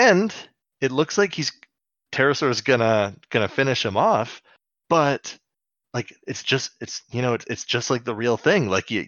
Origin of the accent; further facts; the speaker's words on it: Canada; We're teaching our Turkish listeners some of our Canadianisms.